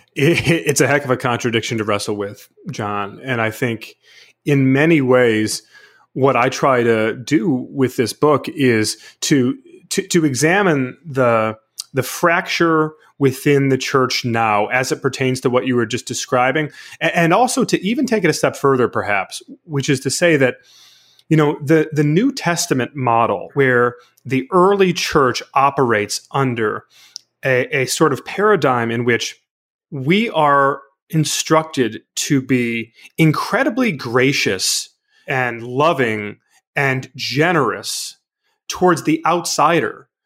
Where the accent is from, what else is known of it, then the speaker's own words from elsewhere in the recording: Michigan, United States; the church where I grew up in Michigan